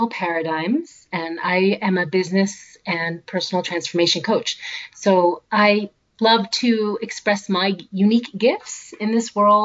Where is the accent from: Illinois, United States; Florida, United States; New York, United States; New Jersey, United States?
New York, United States; moved away as an adult; also born or lived in Boston / California; now in Oregon, United States; I grew up in New York. I went to school in Boston